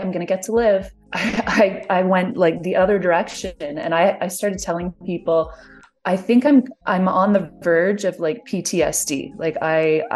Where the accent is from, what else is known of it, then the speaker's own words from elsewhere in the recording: Canada; I'm Canadian